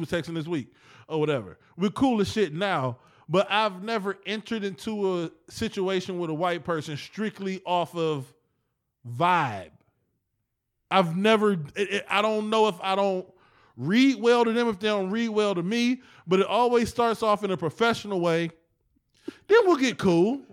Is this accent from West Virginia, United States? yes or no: no; East Cleveland, Ohio, United States; We came back to E C.